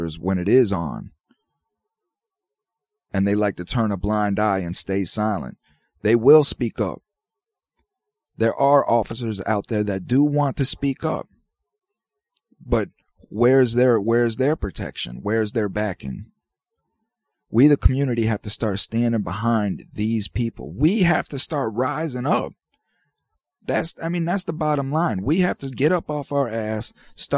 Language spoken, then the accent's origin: English; United States; as an American citizen